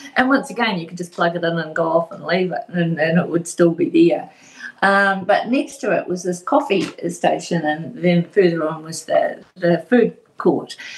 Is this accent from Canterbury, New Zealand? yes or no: no; Invercargill, Southland, New Zealand; now in Tauranga, New Zealand; originally, I'm from Invercargill